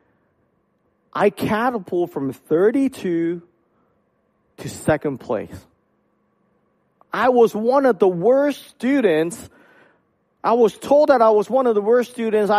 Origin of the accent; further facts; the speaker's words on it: Hong Kong; moved away; I grew up in Hong Kong